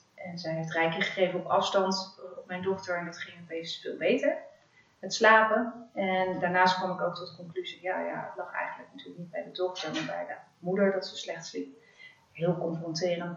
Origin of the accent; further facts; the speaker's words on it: Netherlands; also born or lived in Africa / The Hague; Ik ben eh, opgegroeid in Afrika, de eerste zes jaar van mijn leven. Daarna ben ik weer teruggekomen in Nederland.